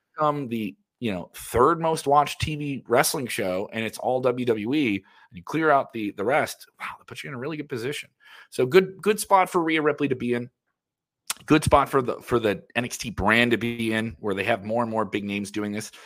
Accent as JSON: {"language": "English", "country": "Ireland", "said": "I'm Irish"}